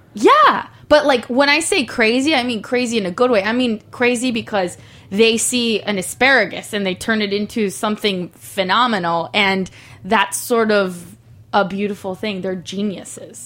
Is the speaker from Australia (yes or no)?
no; Mexico; now in Los Angeles, United States; I'm from Mexico.